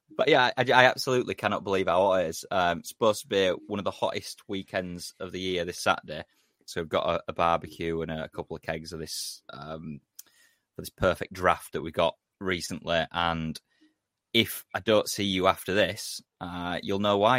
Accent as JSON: {"language": "English", "region": "England", "country": "United Kingdom", "said": "we're, we're British fans or English fans."}